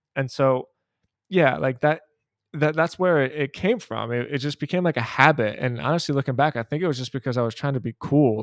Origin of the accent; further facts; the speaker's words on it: Philadelphia, Pennsylvania, United States; I, I'm from Philadelphia, I was born and raised in Philadelphia